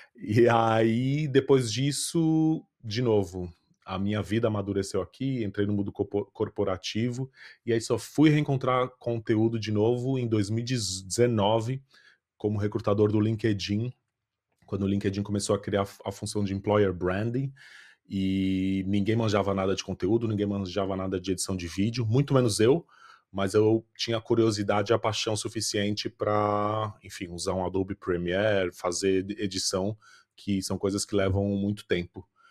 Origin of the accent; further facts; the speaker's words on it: São Paulo, Brazil; accent: Brazilian; moved away as an adult; now in Ireland; vim de São Paulo, sou do Brasil